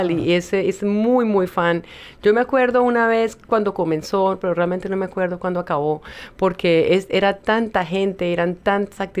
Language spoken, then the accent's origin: Spanish; Colombia; moved away; Mira, yo me acuerdo cuando yo vine de Colombia.